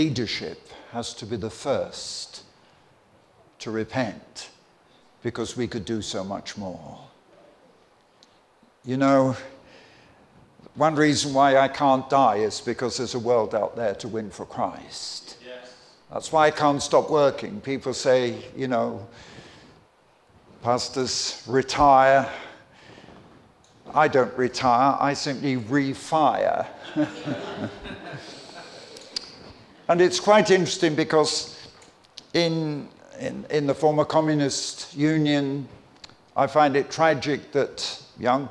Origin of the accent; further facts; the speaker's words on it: Croydon, London, United Kingdom; also born or lived in Clapham; I grew up in London. I'm a Londoner. I'm not a Northerner. And I was born in Clapham, grew up in Croydon.